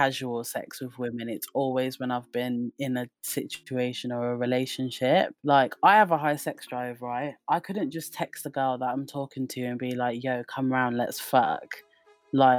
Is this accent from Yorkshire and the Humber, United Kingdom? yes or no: no; Wolverhampton, West Midlands, United Kingdom; now in Southampton, United Kingdom; I'm from Wolverhampton originally, but I currently am based in Southampton.